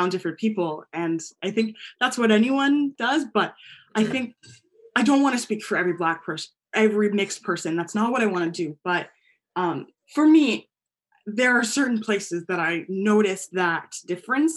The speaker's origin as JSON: {"language": "English", "country": "United States", "said": "I'm American and Guyanese"}